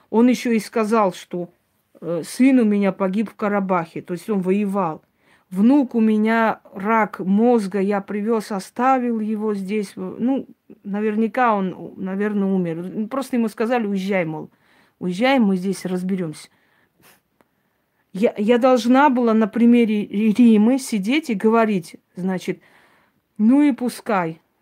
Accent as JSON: {"language": "Russian", "country": "Armenia", "said": "Да, он азербайджанец, а я армянка."}